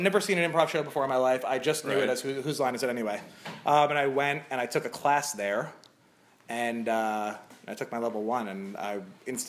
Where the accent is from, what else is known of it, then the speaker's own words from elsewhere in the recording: New Jersey, United States; moved away as an adult; also born or lived in New York City; now in Los Angeles, United States; I'm from New Jersey.